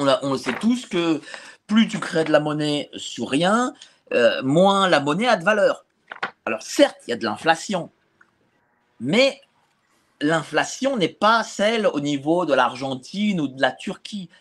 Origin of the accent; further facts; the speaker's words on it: Paris, Île-de-France, France; quand j'habitais chez mes parents, j'étais à de La Fontaine à Hauteuil